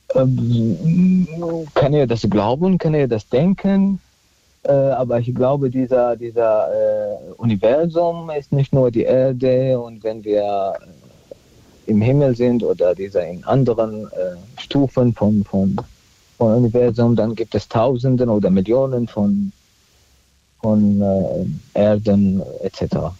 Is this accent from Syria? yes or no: yes; Syria; also born or lived in Neustadt; now in Germany; ich bin Christ aus Syrien, ich spreche Jesus-Sprache immer noch